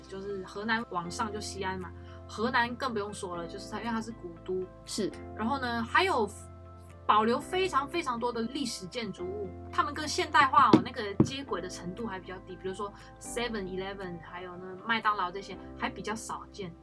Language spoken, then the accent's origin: Chinese; Malaysia; also born or lived in China; now in Taiwan; 我来自马来西亚，现在在世新大学念法律系二年级